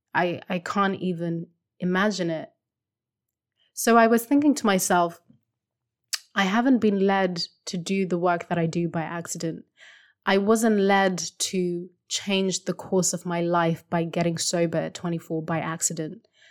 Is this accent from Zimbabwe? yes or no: yes; Zimbabwe; first language Shona; English is a second language; moved away; I still speak my language, I mean, it's my first language, Shona